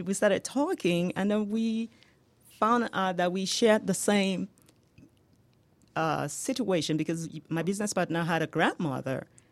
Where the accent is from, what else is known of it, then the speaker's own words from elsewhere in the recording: Nigeria; accent: Nigerian; moved away as an adult; now in United States; you can hear my accent, right? Yes. Yeah, that is from Nigeria.